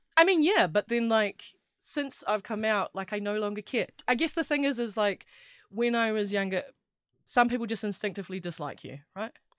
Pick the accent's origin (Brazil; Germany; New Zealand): New Zealand; Wellington; I grew up in Wellington and lived here my whole life